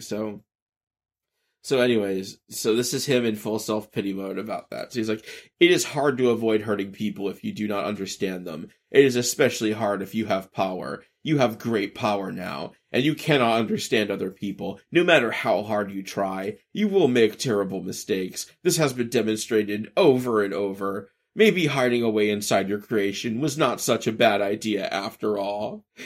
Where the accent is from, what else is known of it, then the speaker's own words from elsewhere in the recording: the American South, United States; growing up in America and the South